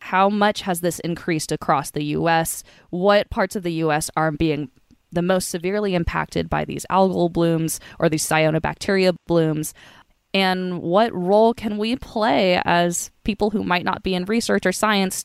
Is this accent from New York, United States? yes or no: no; Northern California, United States; so I grew up in Northern California. I grew up in the foothills of the Sierra Nevadas